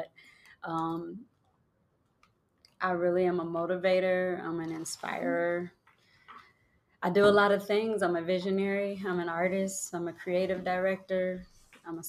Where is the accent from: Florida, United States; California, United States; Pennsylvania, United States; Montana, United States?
California, United States; Los Angeles; I'm from Los Angeles